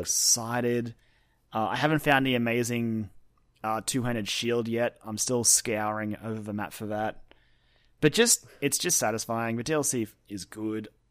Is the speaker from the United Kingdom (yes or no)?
no; Australia; as Australian